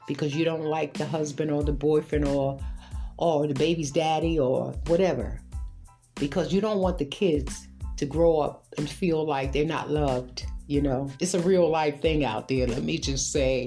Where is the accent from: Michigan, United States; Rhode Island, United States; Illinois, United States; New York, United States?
New York, United States; New York City; I grew up in Brooklyn, New York